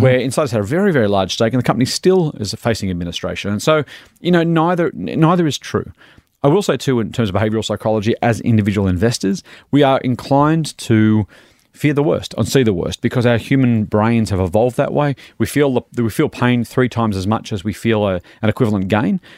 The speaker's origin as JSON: {"language": "English", "country": "Australia"}